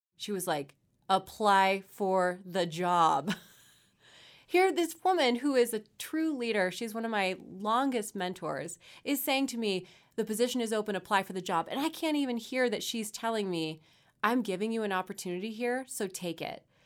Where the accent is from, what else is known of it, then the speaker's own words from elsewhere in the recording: Victorville, California, United States; I Grew up in Southern California, out in the high desert. So, Victorville, not the nicest part of the world